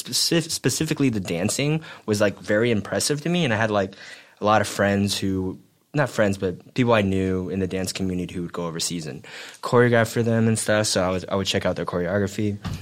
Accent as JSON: {"language": "English", "country": "Taiwan", "tie": "born or raised there", "also_born_or_lived": "United States", "said": "I was born in the States and I moved to Taiwan when I was 9."}